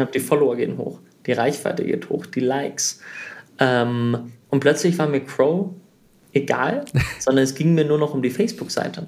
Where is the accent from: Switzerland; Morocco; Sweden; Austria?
Sweden; moved away; also born or lived in Germany; ich bin in Schweden aufgewachsen, also ich bin in Deutschland geboren, nach Schweden gezogen, habe da 14 Jahre gelebt